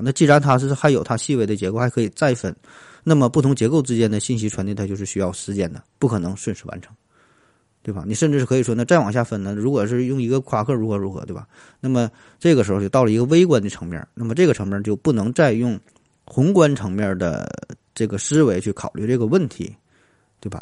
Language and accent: Chinese; northern China, China; 在咱北方很多地方也都是黑瓦